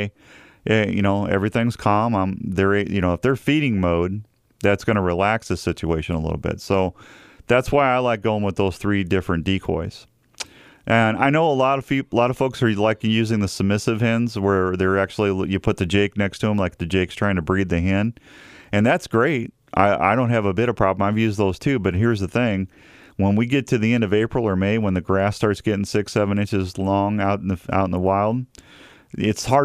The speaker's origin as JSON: {"language": "English", "region": "Missouri", "country": "United States", "tie": "born or raised there", "moved": "yes", "lives_now": "Iowa, United States", "said": "I grew up in Missouri"}